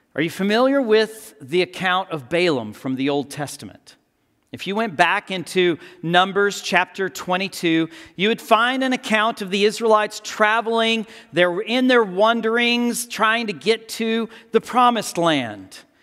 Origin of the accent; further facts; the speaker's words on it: Texas, United States; I'm from Texas.